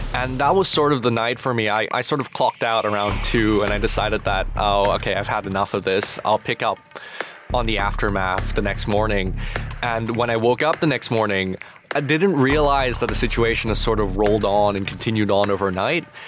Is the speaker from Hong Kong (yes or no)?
yes; Hong Kong; my hometown